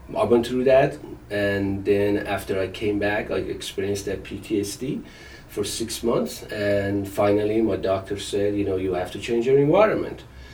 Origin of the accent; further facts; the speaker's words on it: Iran; English is a second language; moved away as an adult; I was born in, 1967, and I grew up in Iran, and I went to high school there